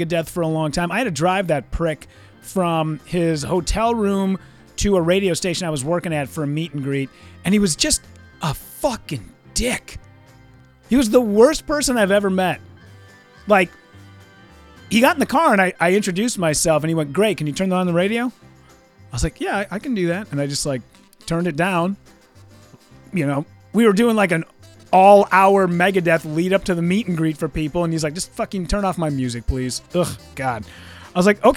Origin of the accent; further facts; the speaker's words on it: Minnesota, United States; people from Minnesota